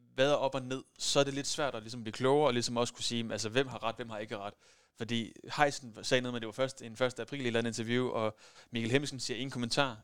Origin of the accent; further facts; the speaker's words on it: West Jutland, Central Denmark Region, Denmark; jeg er fra Vestjylland af